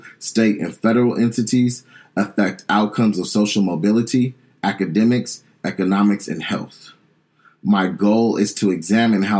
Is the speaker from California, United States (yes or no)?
yes; San Diego, California, United States; I'm probably from Southeast San Diego, where I grew up one of six kids